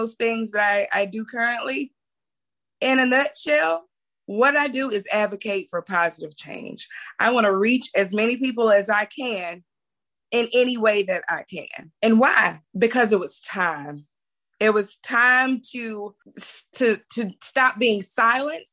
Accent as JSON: {"language": "English", "region": "Mississippi Delta", "country": "United States", "said": "I'm from the Mississippi Delta"}